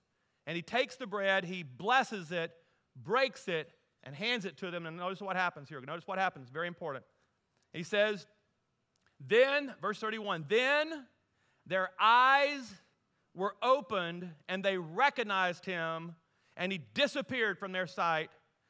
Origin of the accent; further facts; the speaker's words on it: Deep South, United States; and I grew up in the Deep South, so what I love about the South, there's always food involved in everything, right?